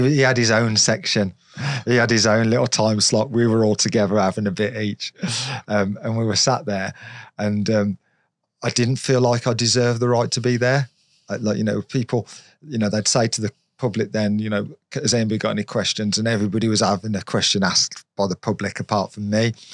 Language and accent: English; Redditch, West Midlands, United Kingdom; from Redditch